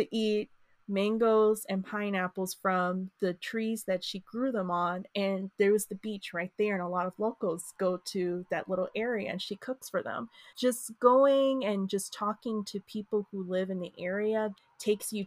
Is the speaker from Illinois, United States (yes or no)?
yes; Chicago, Illinois, United States; growing up in Chicago